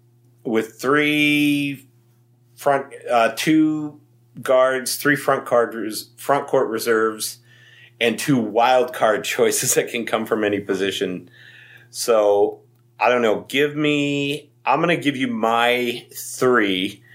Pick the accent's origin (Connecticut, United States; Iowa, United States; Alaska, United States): Alaska, United States; Anchorage; born or raised there